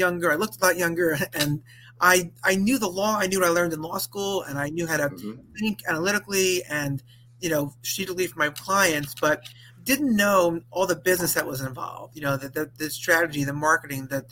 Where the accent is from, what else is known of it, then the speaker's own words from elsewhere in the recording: Valley Stream, New York, United States; also born or lived in Binghamton, New York; I grew up in Long Island, New York, Valley Stream to be precise